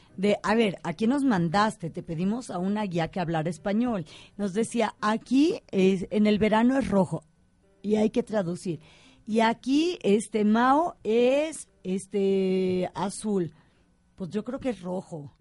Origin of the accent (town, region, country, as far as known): Mexico